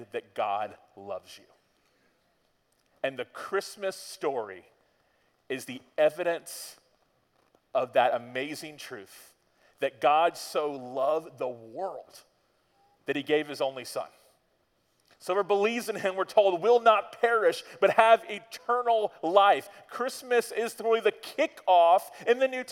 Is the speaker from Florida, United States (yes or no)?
yes; Florida, United States; We're from Florida